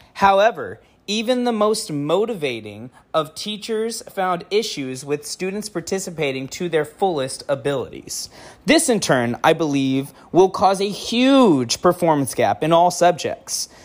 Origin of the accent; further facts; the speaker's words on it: El Centro, California, United States; I'm from California, El Centro, California